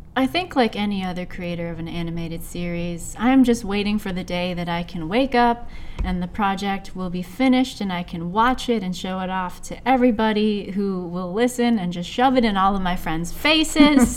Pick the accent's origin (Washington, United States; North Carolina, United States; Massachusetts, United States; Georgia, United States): Washington, United States; Seattle; I am born and raised in Seattle, Washington, under the clouds.